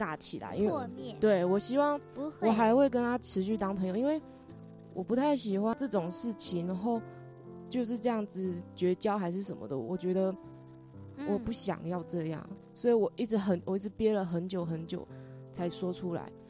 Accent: Taiwan; 我们是台湾人。

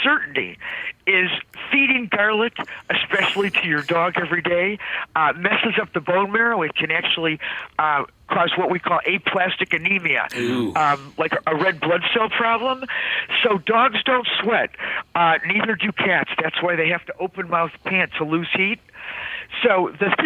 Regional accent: Cleveland, Ohio, United States; I grew up in Cleveland, Ohio

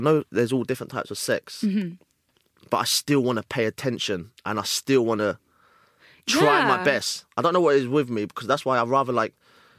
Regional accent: London, United Kingdom; growing up in London...

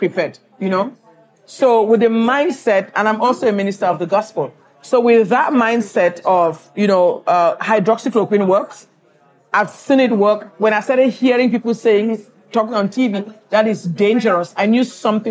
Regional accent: Cameroon; moved away as an adult; also born or lived in Nigeria; now in Houston, United States; I grew up in West Africa. I'm from Cameroon, Central Africa. I went to medical school in Nigeria

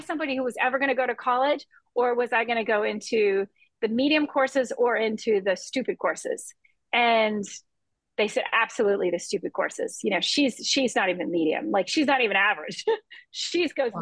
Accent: Key West, Florida, United States; I grew up in Key West and in the islands

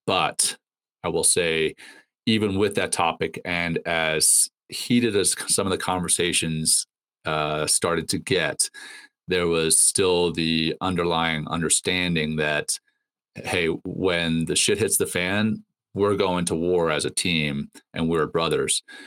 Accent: Ruston, Louisiana, United States; also born or lived in Cape Town, South Africa / Johannesburg, South Africa; I was born in Cape Town uh, and moved to Johannesburg when uh, I think I was three or four, and then moved from Johannesburg to Louisiana uh, uh, in in the states when I was seven

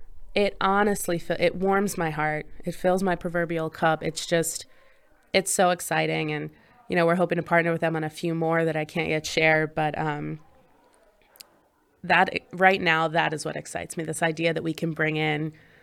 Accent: Pennsylvania, United States; So I grew up in Southern Chester County in Pennsylvania, kind of right over the line where Delaware meets

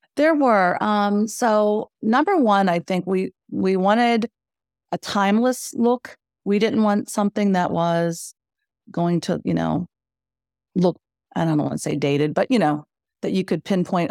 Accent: Western Pennsylvania, United States; moved away as an adult; now in Wilmington, United States; So we are from Western Pennsylvania, which um, tends to have long winters.

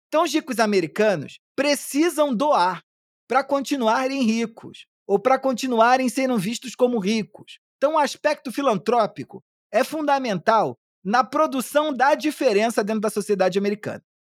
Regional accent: Brazil

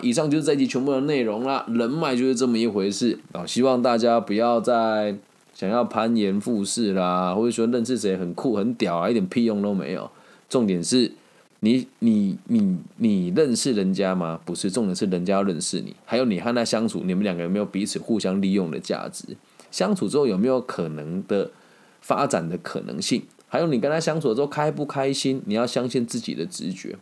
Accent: Taiwan; 因为我是台湾的住户

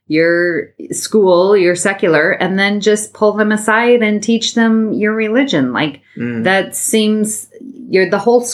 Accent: Utah, United States; being born and raised in Utah, where Mormonism is very prevalent

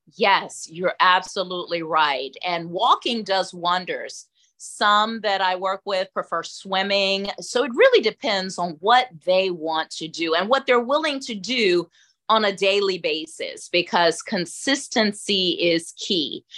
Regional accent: Atlanta, Georgia, United States; I'm from Atlanta, born and raised

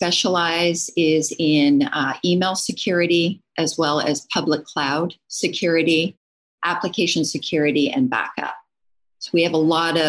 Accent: Canada; moved away; also born or lived in Kingston, Ontario / Waterloo, Ontario; I'm from Canada originally, went to school up there at a university called

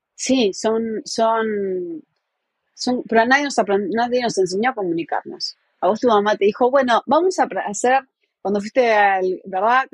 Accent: Montevideo, Uruguay; moved away as an adult; now in New York, United States; nací en Montevideo, la capital del Uruguay. Eh, somos cinco hermanos y dos nos criamos en, en Positos, bastante cerca de la playa.

